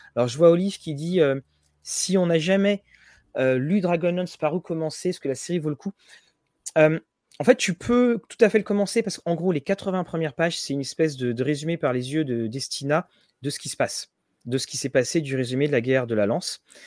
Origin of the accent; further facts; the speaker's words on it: Rouen, Normandy, France; Tout comme Guillaume, on est de Rouen